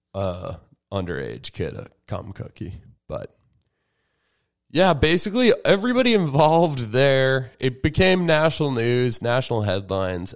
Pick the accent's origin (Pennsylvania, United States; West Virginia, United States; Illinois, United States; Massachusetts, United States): Massachusetts, United States; Andover; It is my hometown